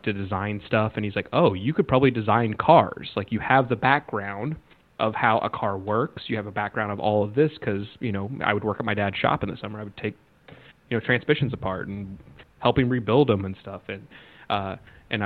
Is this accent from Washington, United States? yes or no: no; Ottawa, Kansas, United States; moved away as an adult; now in Los Angeles, United States; I'm from a small town. Like I graduated from Ottawa, Kansas